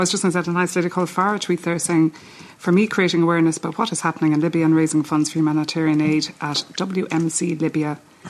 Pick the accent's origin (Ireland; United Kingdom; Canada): Ireland; Thurles, Munster; moved away; I'm originally from Thurles